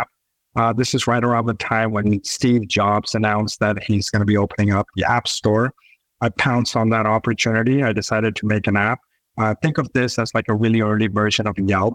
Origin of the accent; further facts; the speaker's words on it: Pakistan; moved away as an adult; now in United States; I was born and raised in Pakistan. I decided to come to the US to do my bachelor's.